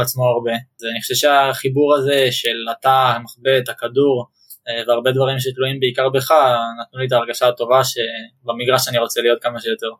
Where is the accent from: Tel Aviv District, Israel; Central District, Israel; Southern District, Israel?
Central District, Israel; Ra'anana; also born or lived in Ramat HaSharon; גדלתי ברעננה